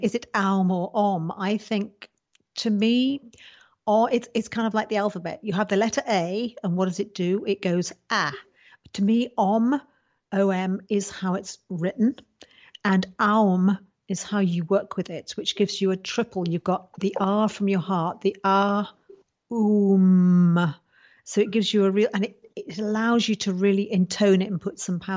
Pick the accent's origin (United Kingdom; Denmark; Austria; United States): United Kingdom